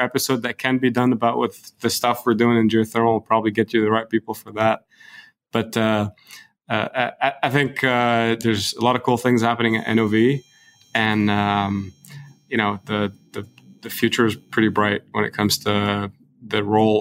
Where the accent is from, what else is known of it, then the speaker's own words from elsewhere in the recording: Lebanon; moved away as an adult; also born or lived in Beirut / Dubai / Saudi Arabia / Edmonton; now in Houston, United States; my hometown, which is Lebanon